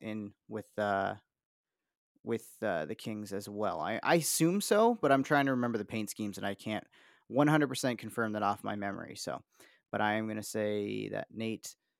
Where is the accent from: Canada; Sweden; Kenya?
Canada; Niagara Falls, Ontario; I grew up near Dorchester Road in Niagara Falls